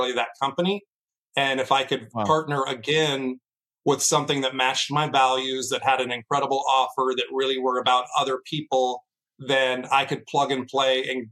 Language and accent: English; Seattle, Washington, United States; also born or lived in Los Angeles, California; My family moved to Seattle, Washington when I was 10 years old. I was a kid around, you know, I was 10, so I had to go with them. I had to leave the beaches of California up to Seattle, Washington, the rainy state. Grew up there